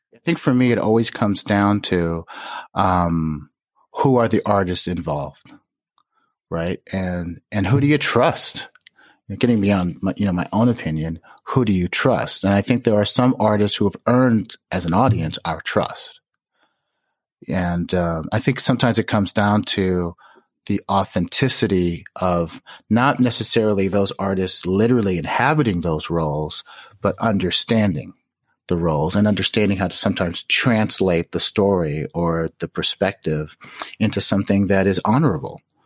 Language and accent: English; Chicago, Illinois, United States; also born or lived in Skokie, Illinois / Park Forest, Illinois; I was born in Skokie and I grew up, uh, for a few years in, in Park Forest and Hyde Park